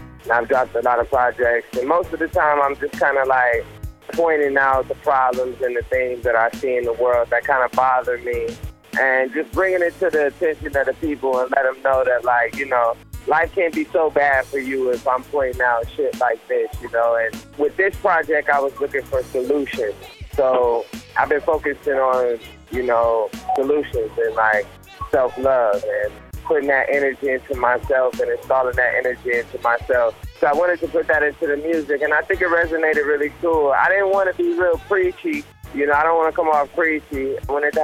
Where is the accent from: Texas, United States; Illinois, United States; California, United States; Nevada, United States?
Nevada, United States; Las Vegas; we grew up in Vegas